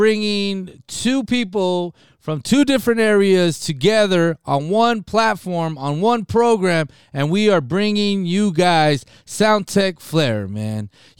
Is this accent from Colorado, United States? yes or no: no; Nogales, Arizona, United States; also born or lived in Rio Rico; Big shout outs to the city of Nogales, to my hometown